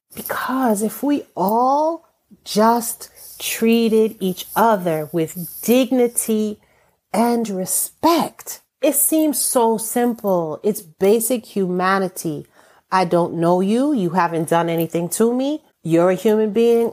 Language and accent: English; United States; I am an American born person with an American passport